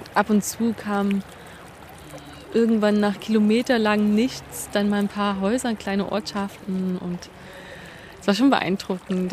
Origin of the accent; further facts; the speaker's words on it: Germany; bei uns in Deutschland